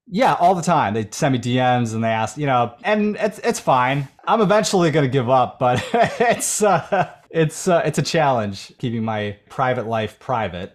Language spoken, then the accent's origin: English; Buffalo, New York, United States; For the first nineteen years of my life growing up in Buffalo, Williamsville, suburb of Buffalo